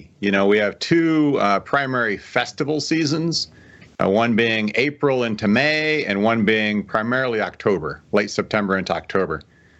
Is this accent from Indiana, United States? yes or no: no; Dayton, Ohio, United States; moved away as an adult; also born or lived in St. Louis, Missouri; now in Clarksdale, United States; I grew up in Dayton, Ohio, stumbled into advertising after college, ultimately ended up in St. Louis in, February 1995.